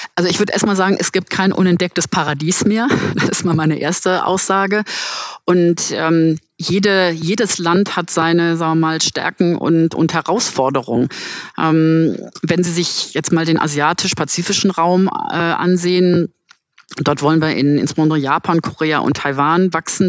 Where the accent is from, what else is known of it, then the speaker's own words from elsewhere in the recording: Germany; Deutschland ist mein Heimatland